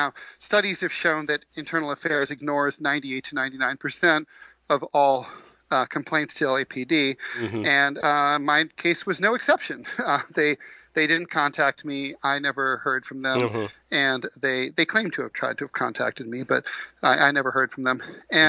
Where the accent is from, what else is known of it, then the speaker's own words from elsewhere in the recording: New York, United States; I'm a New Yorker. I jaywalk all the time